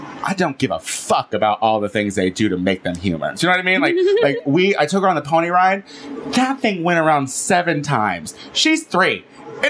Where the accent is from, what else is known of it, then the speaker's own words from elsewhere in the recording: Clinton, Illinois, United States; moved away; Clinton, Illinois, which is my hometown